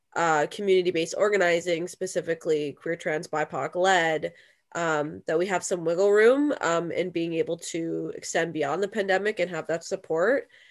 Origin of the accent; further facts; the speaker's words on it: London, Ontario, Canada; now in Burlington, Canada; But I myself live in Burlington, Ontario, a neighboring city, and I'm from London, Ontario